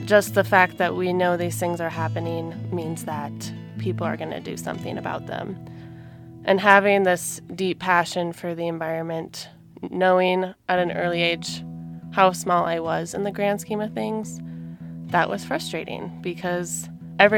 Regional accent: Blaine, Minnesota, United States; moved away; I'm originally from Blaine, Minnesota

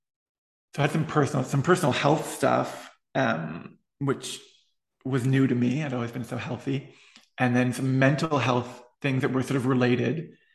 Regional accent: East Coast, United States; I mean, I'm from the East Coast. Hawaii wasn't even on my map, I don't think, being from where I was.

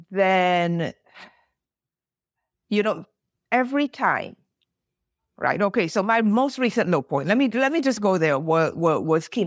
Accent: United Kingdom; i am British Barbadian. I don't live in the US. I have cousins. I have a sister in the US.

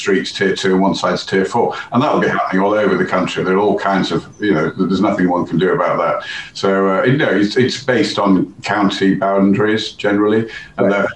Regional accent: Hull, Yorkshire and the Humber, United Kingdom; moved away as an adult; also born or lived in London / Bavaria / Stamford, Lincolnshire; now in Cambridge, United Kingdom; I was brought up in Yorkshire, in Hull

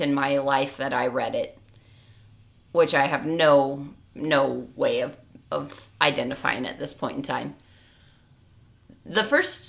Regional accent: California, United States; as a Californian living in a fire area

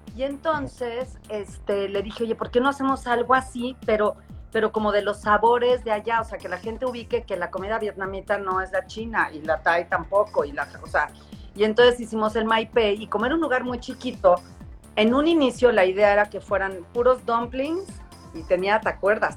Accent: Mexico; moved away as an adult; also born or lived in New York / Washington; estoy en Nueva York y vivo en Washington y regreso a México

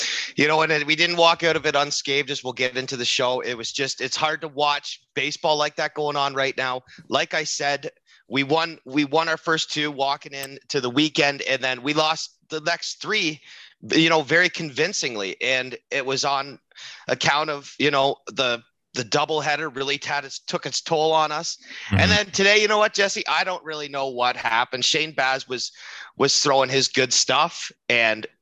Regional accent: near Madoc, Ontario, Canada; accent: Letterkenny-like rural Ontario; I'm not north of 7

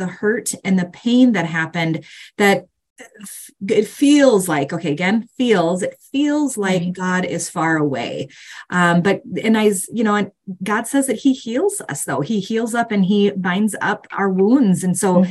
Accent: Minnesota, United States; I am from Minnesota

